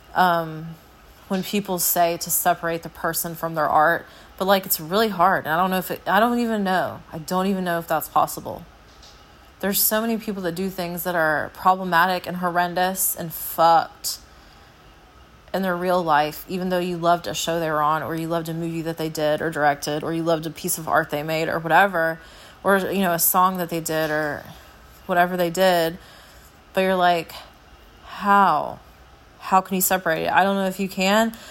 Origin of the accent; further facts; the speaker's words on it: United States; I'm an American